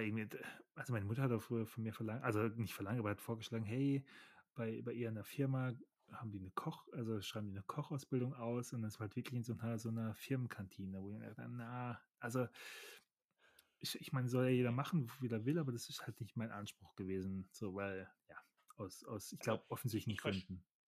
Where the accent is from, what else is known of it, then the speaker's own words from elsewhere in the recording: Germany; Ich bin ja ein Deutscher